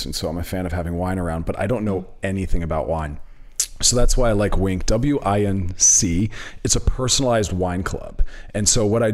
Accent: Philadelphia, Pennsylvania, United States; I'm from Philly, too

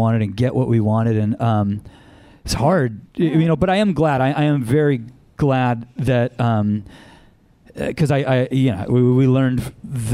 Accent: Anaheim, California, United States; I grew up in Anaheim.

